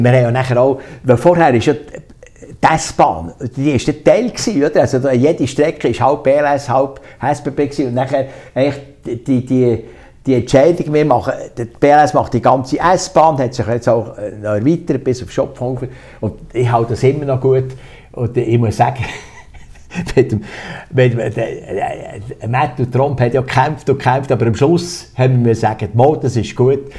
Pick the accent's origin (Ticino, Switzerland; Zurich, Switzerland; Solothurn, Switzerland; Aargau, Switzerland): Solothurn, Switzerland; also born or lived in Thun; ich bin ja in Solothurn aufgewachsen